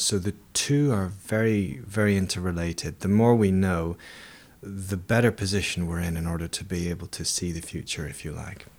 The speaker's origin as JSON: {"language": "English", "town": "Edinburgh", "region": "Scotland", "country": "United Kingdom", "tie": "born or raised there", "said": "I grew up in Edinburgh, in Scotland, which is a city built on seven volcanoes."}